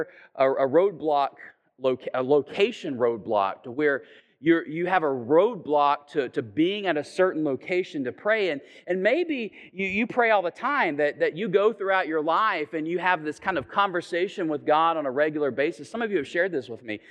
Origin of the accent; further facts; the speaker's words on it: Chattanooga, Tennessee, United States; I'm from Chattanooga